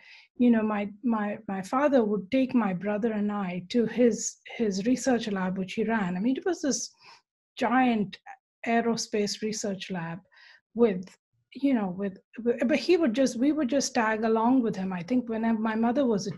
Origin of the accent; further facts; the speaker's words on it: India; moved away; growing up in India, I should have been much more aware of the space race. I was, sort of slightly, but that was not because it was, so I grew up entirely all the way through, 12th grade